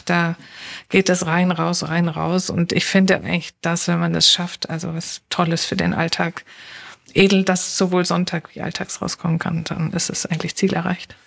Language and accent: German; Stuttgart, Baden-Württemberg, Germany; moved away as an adult; now in Berlin, Germany; also gebürtig aus Stuttgart. Wir sind ja viele Exilanten hier in Berlin aus Schwaben kommend